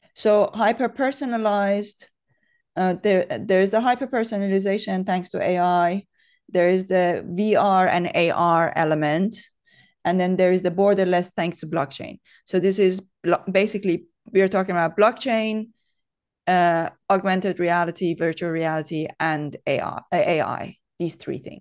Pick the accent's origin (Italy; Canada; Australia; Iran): Iran; moved away as an adult; now in United Kingdom; I grew up in Iran. Uh, I was there until I was twenty-three.